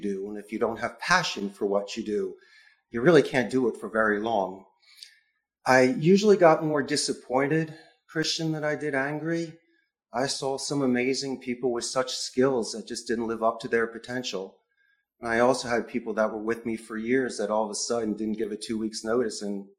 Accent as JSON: {"language": "English", "town": "Philadelphia", "region": "Pennsylvania", "country": "United States", "moved": "yes", "lives_now": "Costa Rica", "said": "I am from Philadelphia, and Spanish is my second language"}